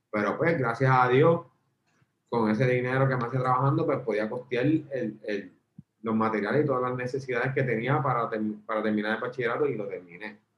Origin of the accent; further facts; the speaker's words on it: Mayagüez, Puerto Rico; also born or lived in Ponce; yo soy natural de Mayagüez.